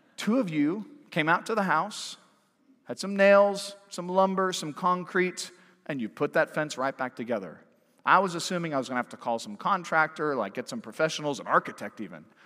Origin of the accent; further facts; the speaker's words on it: Pac-12 territory, the West, United States; also born or lived in Washington, D.C., United States; now in Fayetteville, United States; I grew up in Pac twelve territory